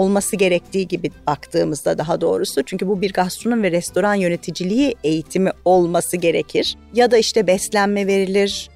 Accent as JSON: {"language": "Turkish", "country": "Turkey", "also_born_or_lived": "Michigan"}